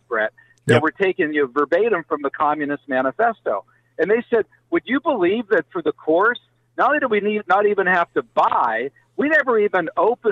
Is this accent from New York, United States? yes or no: no; Pennsylvania, United States; my home state of Pennsylvania